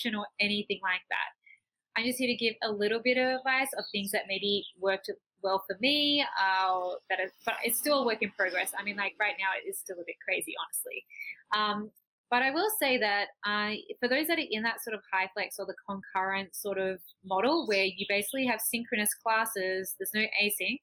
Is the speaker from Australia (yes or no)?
yes; Australia; moved away as an adult; also born or lived in Taiwan; now in Cali, Colombia; I'm Australian